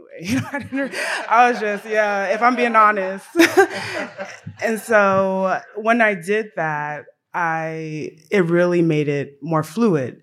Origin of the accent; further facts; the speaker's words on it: Tennessee, United States; I grew up in Tennessee.